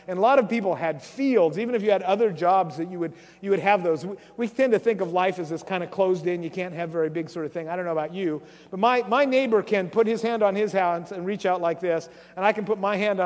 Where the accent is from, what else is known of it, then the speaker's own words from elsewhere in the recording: Grays Harbor, Washington, United States; I grew up in Grays Harbor down there